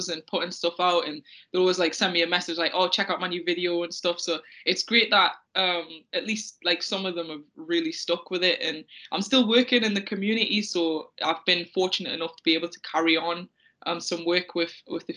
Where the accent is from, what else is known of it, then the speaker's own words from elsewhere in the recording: the Northeast, North East England, United Kingdom; growing up in the Northeast in the early 2000s